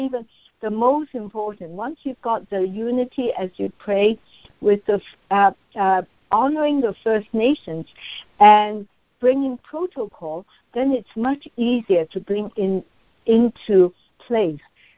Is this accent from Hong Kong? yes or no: yes; Hong Kong; I'm from Hong Kong